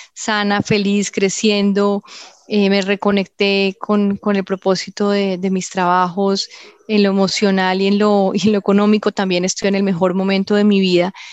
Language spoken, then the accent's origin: Spanish; Colombia; moved away as an adult; also born or lived in London, United Kingdom; cuando me fui de Colombia pensé que los colombianos estábamos todos locos